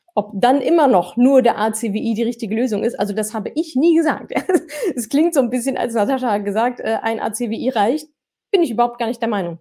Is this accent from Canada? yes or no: yes; Canada; German is a second language; moved away; Ich komme ursprünglich aus Kanada